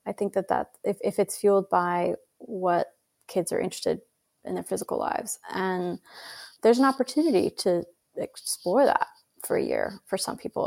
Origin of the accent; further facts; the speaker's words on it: Idaho, United States; moved away; also born or lived in Cambridge; where I grew up in Idaho